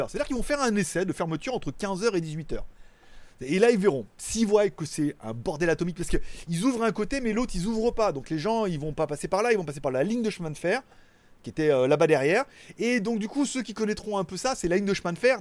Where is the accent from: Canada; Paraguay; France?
France; now in Thailand; je suis un Français en Thaïlande